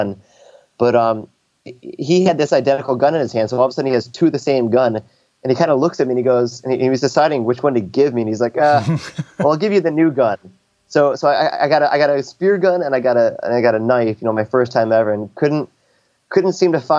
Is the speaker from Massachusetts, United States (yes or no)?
no; upstate New York, United States; moved away as an adult; also born or lived in California / San Diego; I actually grew up in upstate New York. So I am from the States, by the way, but yeah, I grew up in upstate New York